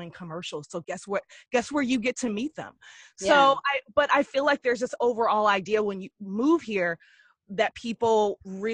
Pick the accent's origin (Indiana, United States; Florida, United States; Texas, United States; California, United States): Texas, United States; Dallas; moved away as an adult; also born or lived in Austin; now in Los Angeles, United States; Growing up in Dallas, starting out as a dancer and doing theater